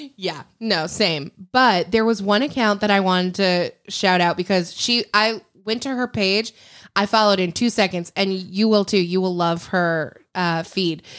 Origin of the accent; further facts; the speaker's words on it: Lake Michigan, Midwest, United States; moved away; I grew up on Lake Michigan.